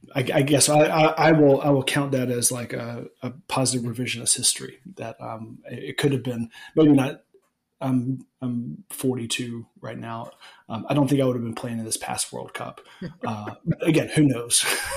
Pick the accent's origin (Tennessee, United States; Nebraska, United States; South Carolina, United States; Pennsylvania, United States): Tennessee, United States; Chattanooga; born there; also born or lived in Brazil; So I lived in Brazil from when I was 1 until I was 7. I was born in Chattanooga.